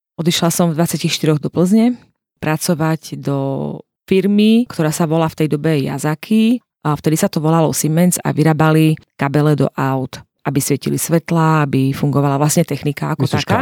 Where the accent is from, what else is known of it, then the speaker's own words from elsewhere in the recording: Hanušovce nad Topľou, Prešov Region, Slovakia; pochádzam z východu, z Hanušoviec na Toplov konkrétne